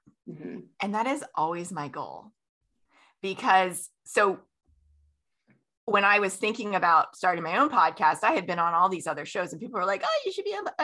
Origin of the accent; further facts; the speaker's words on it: Florida, United States; I grew up in Florida